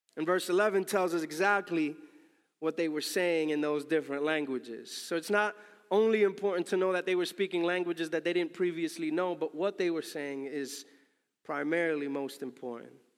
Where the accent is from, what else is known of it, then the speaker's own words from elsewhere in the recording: New York City, New York, United States; my native tongue, the N Y C tongue